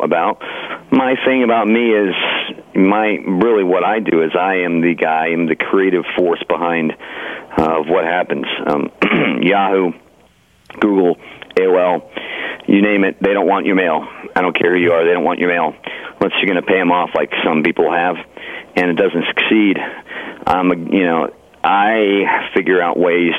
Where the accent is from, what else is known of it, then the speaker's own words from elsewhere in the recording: United States; I'm an American